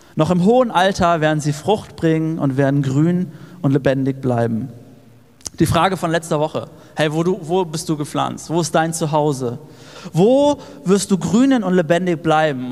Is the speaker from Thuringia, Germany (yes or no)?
yes; Erfurt, Thuringia, Germany; wir als Erfurter